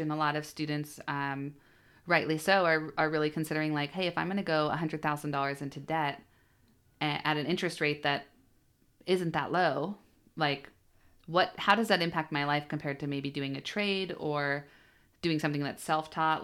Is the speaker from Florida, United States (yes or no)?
no; Bellingham, Washington, United States; I was born and raised in Bellingham, so I, uh, did my whole, yeah, I guess public education there